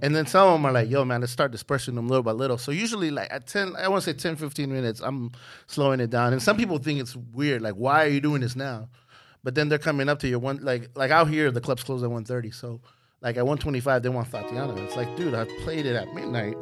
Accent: Hayward, California, United States; just doing the local scene in Hayward, you know, just doing the little battles, the little high school battles. I was from Hayward High

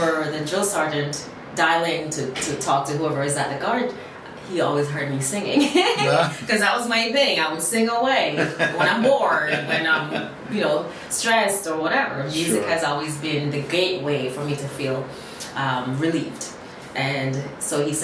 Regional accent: Jamaica; moved away; also born or lived in Miami, United States; I was a little girl growing up in Jamaica.

